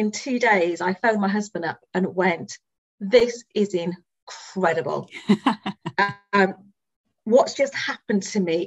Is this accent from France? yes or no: no; Wales, United Kingdom; now in Reading, United Kingdom; Now, I'm from Wales originally.